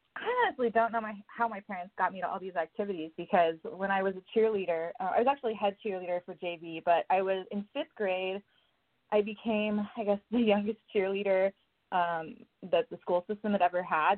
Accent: Oklahoma, United States; also born or lived in Tennessee; now in Los Angeles, United States; I was born in Tennessee, but I spent a lot of my lifetime being raised in Oklahoma on a ranch

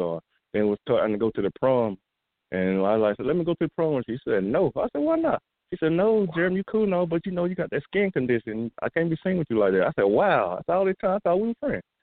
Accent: Greensboro, Georgia, United States; now in Houston, United States; I'm from Greensboro, Georgia. Right now I'm in Houston, Texas.

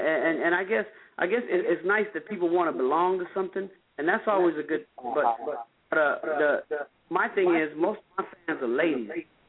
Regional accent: Phoenix, Arizona, United States; my hometown of Phoenix

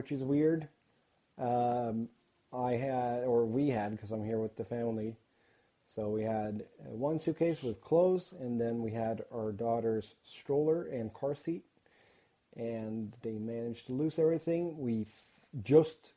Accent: Gothenburg, Västra Götaland, Sweden; now in United States; The motherland, the old country, my hometown

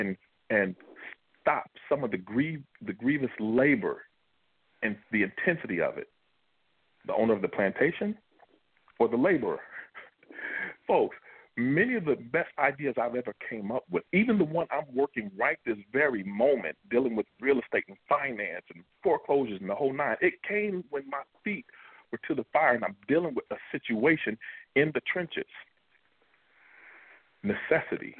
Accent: Kentucky, United States; I'm from Kentucky

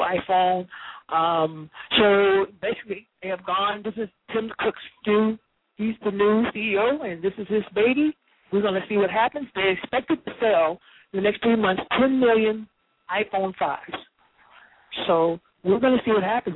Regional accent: New York, United States; I'm in San Francisco, the city of my choice right now. I'm from New York

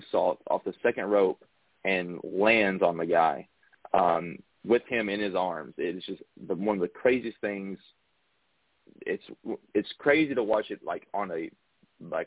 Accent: Central Kentucky, United States; I am actually from Central Kentucky

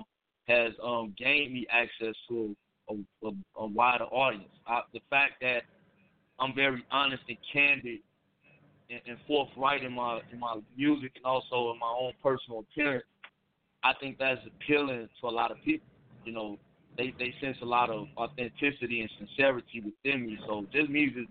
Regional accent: Chicago, Illinois, United States; I'm from Chicago where the scene is very diverse

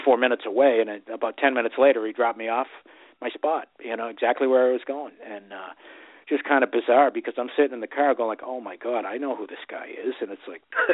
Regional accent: Boston, Massachusetts, United States; growing up in Southie

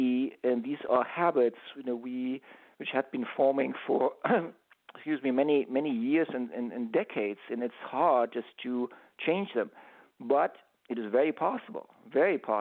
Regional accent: Germany; now in United States; I grew up in Europe, I grew up in Germany, and in Germany we held on to our Sundays

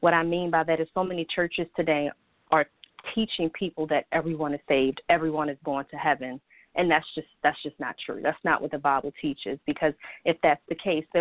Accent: Baltimore, Maryland, United States; I was born and raised here in Baltimore, Maryland

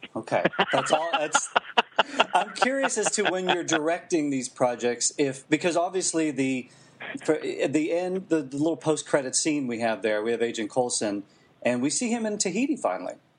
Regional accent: Western Pennsylvania, United States; I'm from Western Pennsylvania

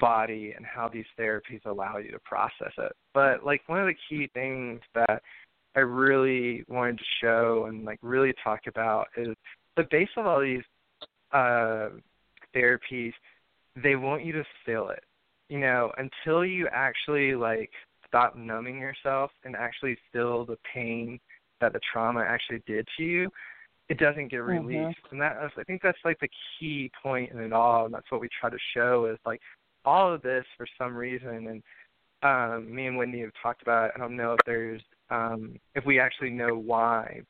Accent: the South, United States; growing up in the South

